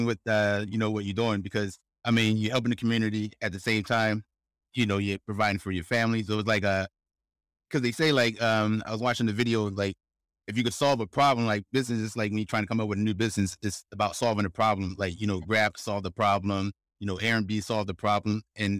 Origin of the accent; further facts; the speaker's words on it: Philadelphia, Pennsylvania, United States; also born or lived in Chester; now in Singapore; but when I was born in Chester, Pennsylvania, right out, and I stayed some time in South Philly. And I grew up there for, you know, what, 15 years, 20 years.